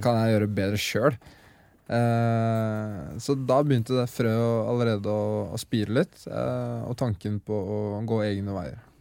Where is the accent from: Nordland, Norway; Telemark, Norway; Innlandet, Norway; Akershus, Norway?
Telemark, Norway; Skien; det er jo Skien vi startet i. Mm. Der jeg vokste opp